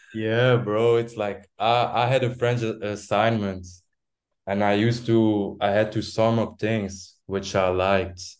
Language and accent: English; Belgium; I'm from Belgium. Um, from a small town, um, like a small, yeah, small town